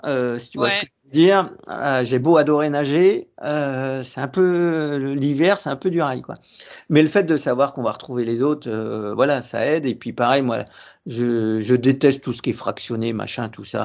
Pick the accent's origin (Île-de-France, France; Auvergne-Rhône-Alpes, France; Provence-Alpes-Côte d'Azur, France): Île-de-France, France; Saint-Germain-en-Laye; je suis de Saint-Germain-en-Laye